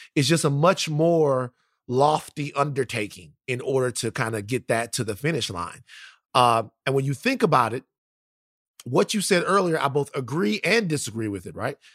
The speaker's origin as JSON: {"language": "English", "town": "Baton Rouge", "region": "Louisiana", "country": "United States", "said": "I'm from South Baton Rouge, Louisiana."}